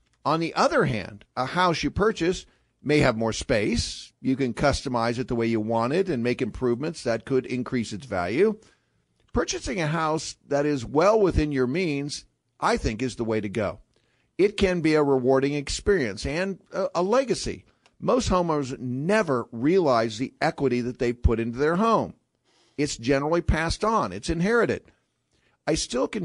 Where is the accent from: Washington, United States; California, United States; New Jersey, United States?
California, United States; moved away; I grew up in California.